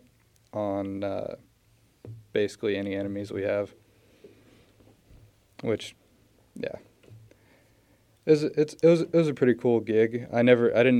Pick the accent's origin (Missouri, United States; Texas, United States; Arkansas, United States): Missouri, United States; Warrensburg; also born or lived in Orange, California / Columbia, Missouri; I was mostly raised in Warrensburg. I've been here since I was 5